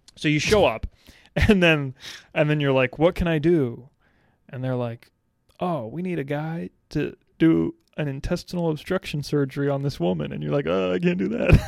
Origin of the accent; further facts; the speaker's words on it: North Carolina, United States; I'm from North Carolina